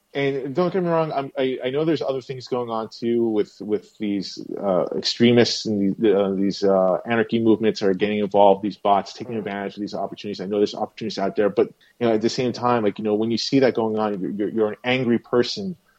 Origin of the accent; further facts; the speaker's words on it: West Islip, New York, United States; I grew up West Islip my whole life, pretty much